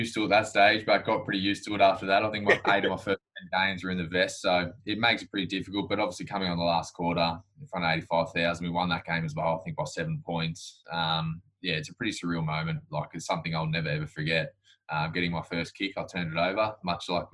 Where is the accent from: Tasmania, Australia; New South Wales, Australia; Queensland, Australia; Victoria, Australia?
Victoria, Australia; Gippsland; I grew up in Gippsland